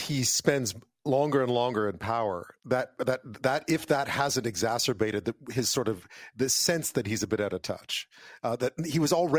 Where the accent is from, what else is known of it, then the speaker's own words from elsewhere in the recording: Montreal, Quebec, Canada; I grew up in Montreal, right? So I went to university at McGill at the same time as Justin Trudeau did